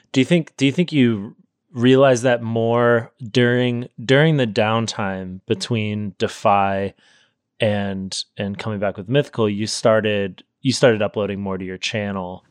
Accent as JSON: {"language": "English", "town": "Sacramento", "region": "California", "country": "United States", "said": "where I'm from Sacramento, there's, like, this big river"}